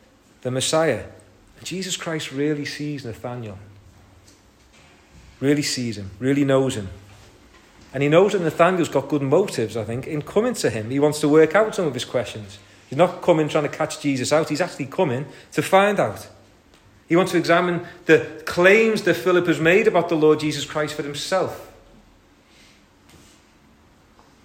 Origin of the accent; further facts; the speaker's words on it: St Helens, North West England, United Kingdom; I'm from St. Helens